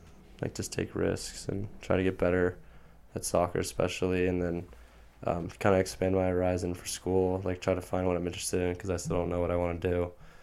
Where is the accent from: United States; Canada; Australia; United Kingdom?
United States; Marin, California; born or raised there